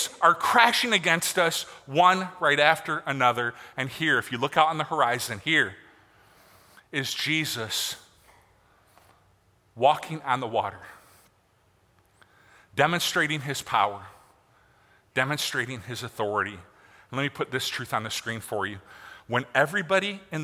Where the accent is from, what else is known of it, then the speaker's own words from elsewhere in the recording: Michigan, United States; I grew up in Michigan. And I grew up on Lake Michigan